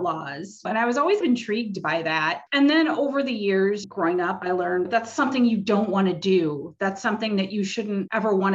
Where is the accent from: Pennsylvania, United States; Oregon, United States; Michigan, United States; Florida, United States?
Michigan, United States; Detroit; I grew up in the Detroit area